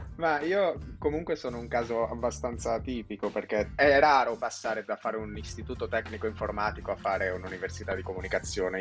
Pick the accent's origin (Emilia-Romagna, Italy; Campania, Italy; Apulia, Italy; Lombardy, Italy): Lombardy, Italy; Milan; io sono nato a Milano, sono milanese